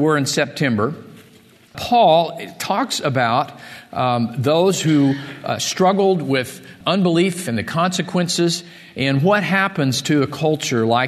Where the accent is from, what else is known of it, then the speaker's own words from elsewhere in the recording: Missouri, United States; moved away; I grew up in Missouri